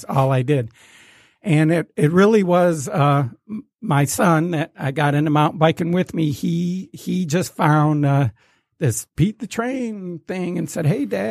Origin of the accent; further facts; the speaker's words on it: Detroit, Michigan, United States; growing up in Detroit